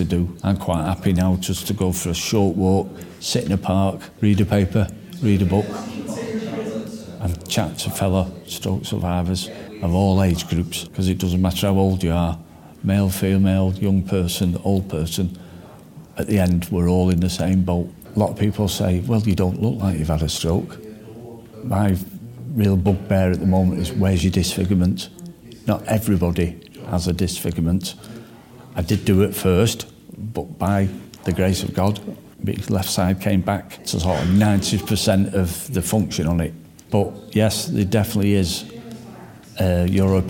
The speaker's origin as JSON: {"language": "English", "town": "Stockport", "region": "North West England", "country": "United Kingdom", "tie": "born or raised there", "said": "based in my hometown of Stockport"}